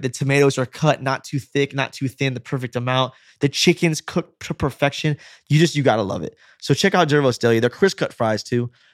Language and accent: English; United States; we're American